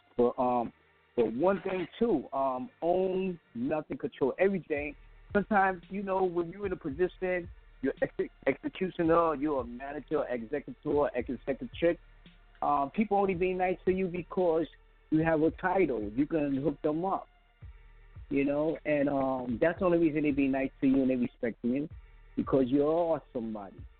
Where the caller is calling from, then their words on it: Five Towns, New York, United States; also born or lived in Brownsville, Brooklyn, New York; I'm calling from Five Towns. Used to be out in Brownsville